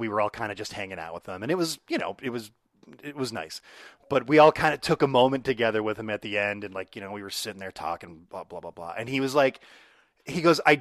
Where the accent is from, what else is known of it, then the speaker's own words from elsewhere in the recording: Allen Park, Michigan, United States; also born or lived in Trenton, Michigan; I grew up in Allen Park. I lived in Trenton